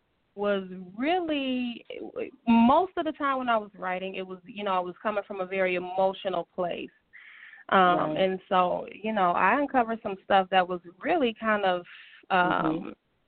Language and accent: English; Inkster, Michigan, United States; now in Detroit, United States; born and raised in Inkster, Michigan, and I'm currently residing, you know, in Detroit, Michigan, with my family